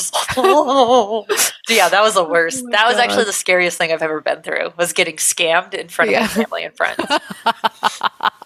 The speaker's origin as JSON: {"language": "English", "region": "Utah", "country": "United States", "tie": "born or raised there", "said": "growing up in Utah"}